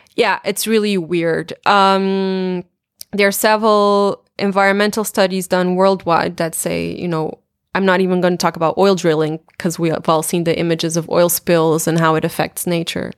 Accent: Portugal; in my hometown

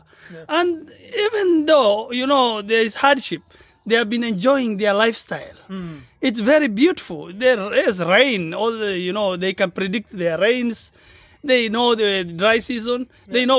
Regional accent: Marsabit County, Kenya; first language Borana; English is a second language; Borana speaker, but I'm a Gabra. Hello … from Kenya, specifically from northern part of Kenya. You know, bordering Ethiopia, Sudan, and Somalia. Yeah.

